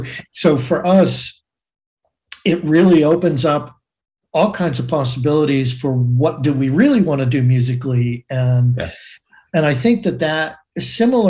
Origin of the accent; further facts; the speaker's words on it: Boston, Massachusetts, United States; now in Portland, United States; I'm from Boston originally, right? And spent so much time there